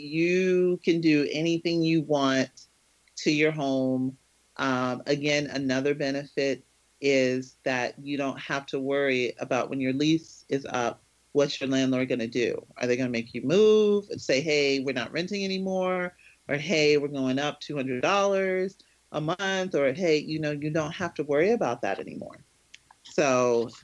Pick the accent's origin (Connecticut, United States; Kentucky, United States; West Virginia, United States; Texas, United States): Connecticut, United States; moved away; also born or lived in New Jersey / West Palm Beach, Florida; my hometown in Connecticut